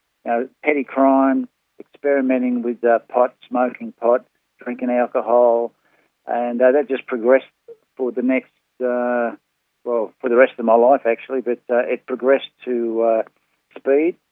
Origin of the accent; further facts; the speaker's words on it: Northcote, Victoria, Australia; I grew up in Northcote